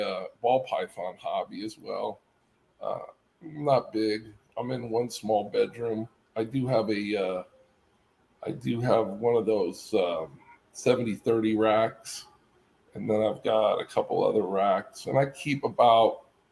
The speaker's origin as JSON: {"language": "English", "town": "Oakland", "region": "California", "country": "United States", "tie": "born or raised there", "also_born_or_lived": "Houston, Texas", "moved": "as an adult", "lives_now": "Phoenix, United States", "said": "I was born and raised in the Bay Area"}